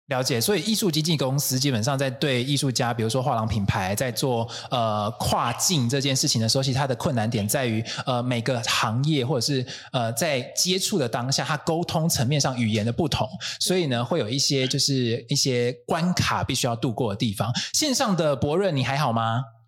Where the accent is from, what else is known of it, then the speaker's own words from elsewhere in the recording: Taiwan; 身为台湾人的我们